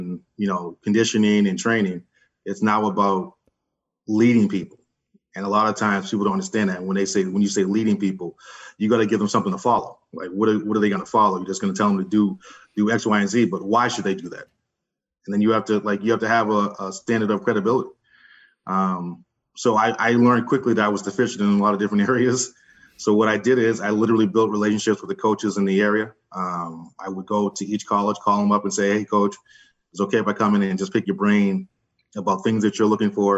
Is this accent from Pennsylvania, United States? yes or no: yes; West Chester, Pennsylvania, United States; moved away; also born or lived in Philadelphia; I'm from Philadelphia, originally Westchester, Pennsylvania. I came up here when I was younger